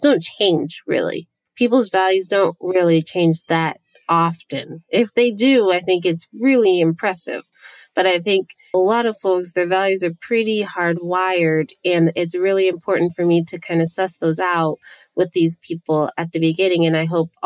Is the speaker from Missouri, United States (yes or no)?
no; San Diego, California, United States; I am from San Diego